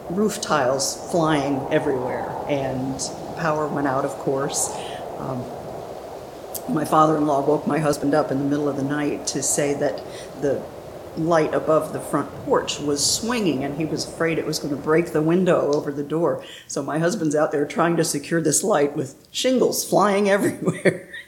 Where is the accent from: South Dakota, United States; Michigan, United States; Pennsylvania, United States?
Pennsylvania, United States; also born or lived in Northeast United States; now in Pensacola, United States; Well, I'm originally from Pennsylvania. My dad was Navy, so we lived mostly in the Northeast. And uh, we moved to Pensacola in 2004 to take care of my husband's parents who lived down here.